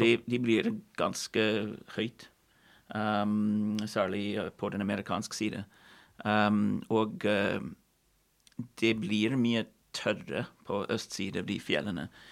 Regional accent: Kelowna, British Columbia, Canada; Norwegian is a second language; moved away as an adult; now in Norway; hvor jeg vokste opp i Cologne

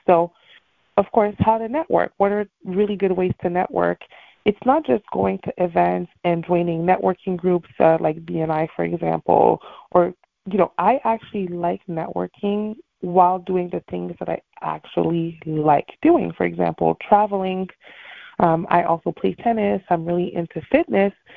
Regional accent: Montreal, Quebec, Canada; now in Miami, United States; I am from Montreal, Canada

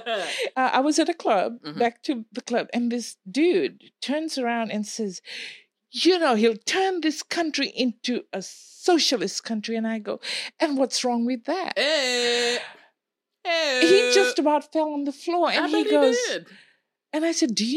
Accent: Fiji; moved away; I grew up in the Fiji Islands

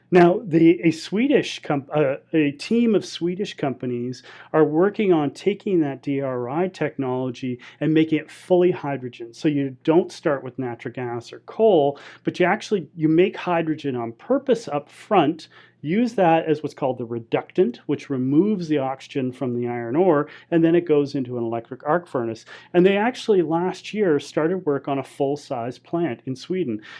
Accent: Canadian Pacific Northwest, British Columbia, Canada; also born or lived in Alberta; I'm from the Canadian Pacific Northwest, and I've lived in British Columbia and the mountains of Alberta my entire life.

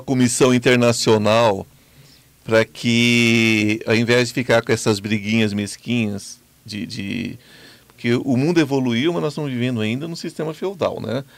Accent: Brazil; eu sou brasileiro, amo meu país profundamente

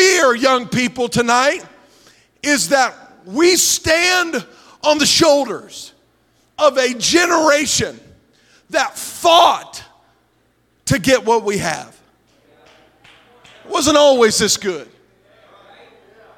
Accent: Morgan County, Ohio, United States; also born or lived in McConnelsville, Ohio; I'm from Moco

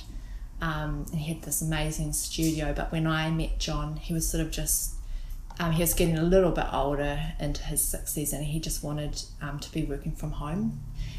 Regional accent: Auckland, New Zealand; moved away as an adult; now in Whanganui, New Zealand; Born and raised in Auckland in GI, so I spent most of my upbringing there, Gleninus

